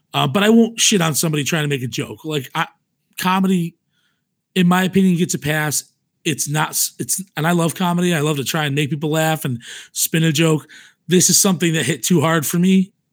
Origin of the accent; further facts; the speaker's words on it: New York, United States; I'm, I'm from New York